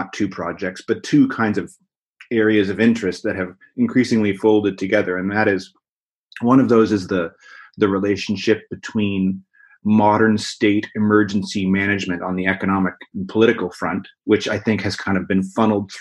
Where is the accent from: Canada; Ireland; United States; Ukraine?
Canada; Nova Scotia; now in Vancouver, Canada; I grew up in Nova Scotia in eastern Canada